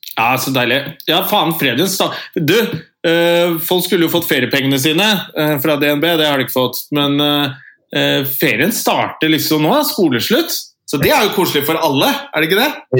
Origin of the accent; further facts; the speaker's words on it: Andebu, Vestfold, Norway; now in Oslo, Norway; Nils og jeg er fra Andebu